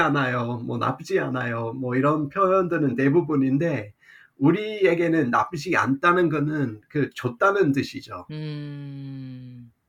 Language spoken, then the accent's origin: Korean; Australia; Korean is a second language; moved away as an adult; also born or lived in Seoul, South Korea / Miryang, South Korea; 호주 사람으로서 처음에 한국에 갔을 때는